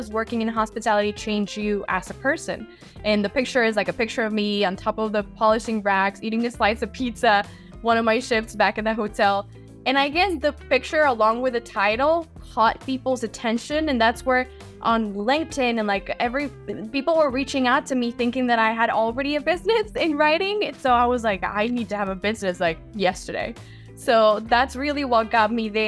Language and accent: English; Mexico; moved away as an adult; also born or lived in Rhode Island; I am born and raised in Mexico, so I grew up there my whole life